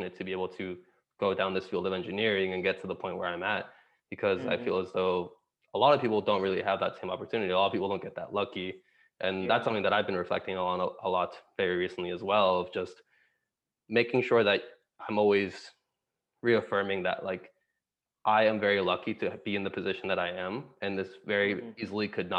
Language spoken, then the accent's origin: English; Miami, Florida, United States; also born or lived in Santiago, Chile; I was born in Santiago, Chile. So born in South America, but we left when I was about 2.5 years old to move to Miami, Florida within the States